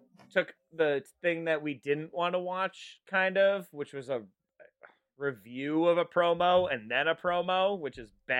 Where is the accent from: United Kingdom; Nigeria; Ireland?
Ireland; No, actually, as an Irishman, bagpipes are, you know, it's part